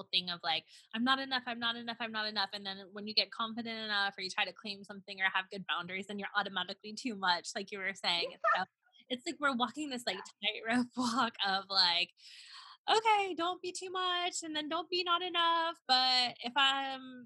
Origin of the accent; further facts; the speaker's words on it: the South, United States; I'm from the South